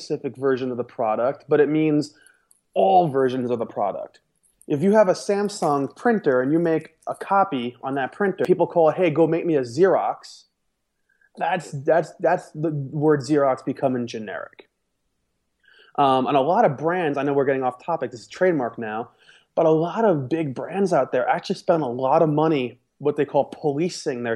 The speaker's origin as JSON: {"language": "English", "region": "New York", "country": "United States", "said": "I'm from New York"}